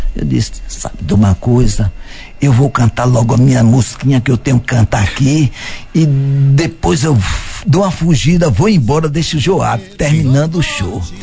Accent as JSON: {"language": "Portuguese", "town": "Paratinga", "region": "Bahia", "country": "Brazil", "tie": "born or raised there", "moved": "yes", "lives_now": "Bom Jesus da Lapa, Brazil", "said": "sou de Paratinga, sabe? E vim pra aqui"}